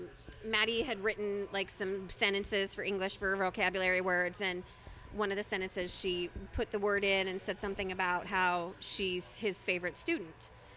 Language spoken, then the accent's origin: English; Utah, United States; So I'm from Utah.